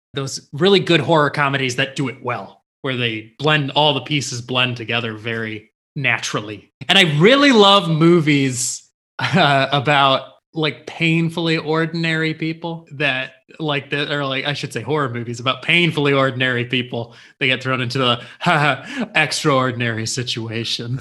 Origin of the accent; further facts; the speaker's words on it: Livonia, Michigan, United States; where I grew up in Livonia